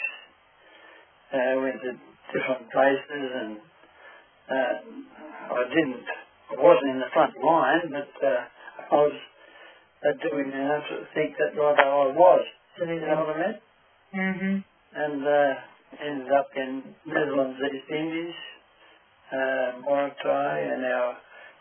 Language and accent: English; Hamilton, New South Wales, Australia; I was born in Hamilton, in New South Wales, in 1916